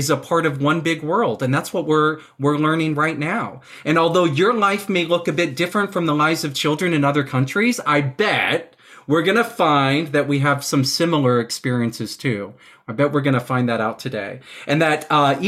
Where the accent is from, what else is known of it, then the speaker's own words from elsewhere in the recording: Texas, United States; now in New York City, United States; I was born in Texas in the United States, and I'm a teacher in New York City